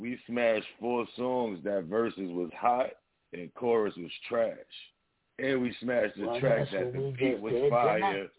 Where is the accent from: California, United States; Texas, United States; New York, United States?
New York, United States; I'm from New York, and that's my hood area.